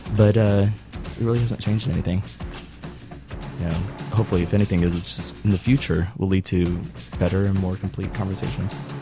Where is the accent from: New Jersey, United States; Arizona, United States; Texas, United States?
Texas, United States; Dallas; I'm from Dallas, Texas